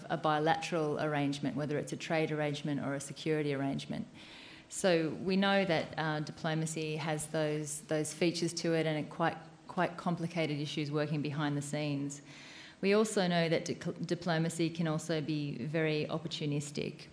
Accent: Australia; my own background um, is as an Australian diplomat working for Foreign Affairs

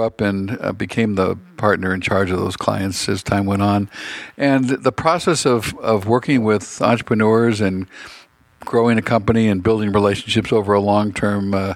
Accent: San Francisco, California, United States; come back to San Francisco where I grew up

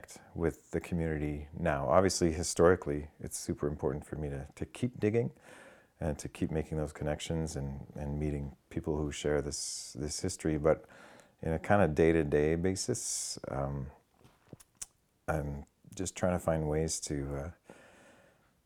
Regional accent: Winnipeg, Manitoba, Canada; we grew up as kids growing up in Winnipeg and Saint Boniface

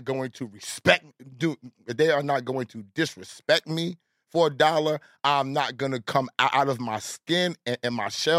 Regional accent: New York, United States; I grew up in Southside with ….

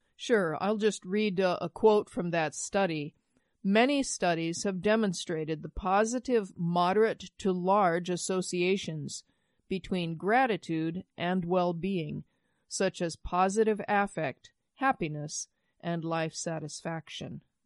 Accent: Midwest, United States; I grew up in the Midwest

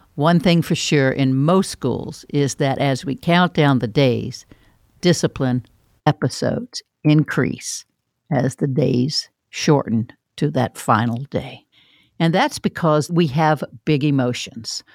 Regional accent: Florida, United States; I'm from Florida

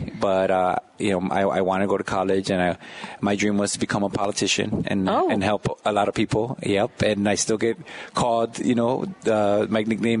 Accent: Chicago, Illinois, United States; So I grew up in Humboldt Park.

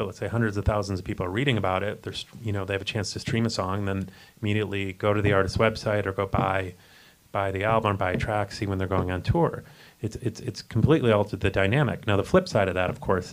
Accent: Chicago, Illinois, United States; I grew up in the Chicago area

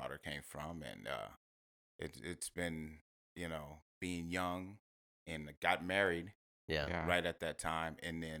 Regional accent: Corpus Christi, Texas, United States; also born or lived in Houston; kind of grew up in Corpus Christi. That's where I grew up when I was young.

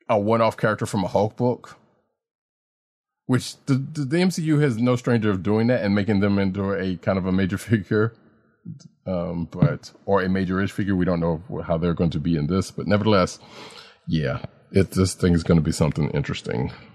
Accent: the South, Southern United States, United States; a Southerner born and raised

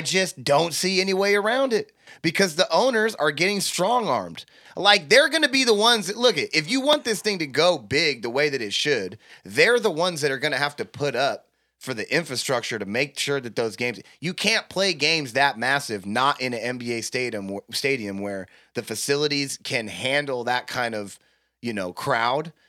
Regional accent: United States; I'm an American

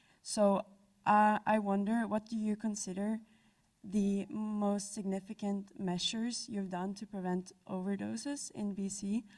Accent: Norway; now in British Columbia, Canada; I'm from Norway.

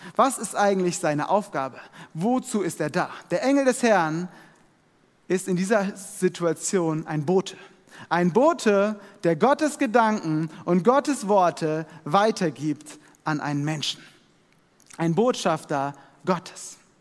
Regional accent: Germany; wir als Deutsche

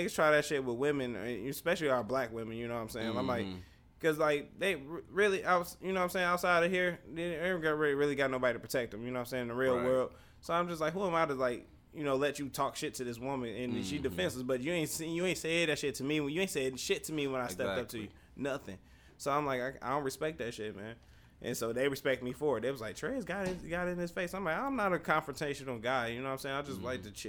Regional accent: the North, United States; I'm black. How you doing? Like, right. I'm from the North, too.

